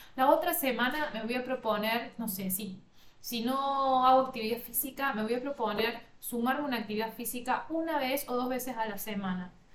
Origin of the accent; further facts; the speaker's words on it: Villa María, Córdoba, Argentina; yo soy del interior de Córdoba, Argentina